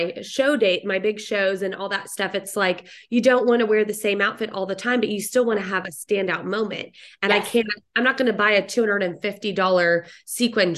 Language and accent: English; Dallas, Texas, United States; I'm a DFW girl, born and raised in Dallas, Fort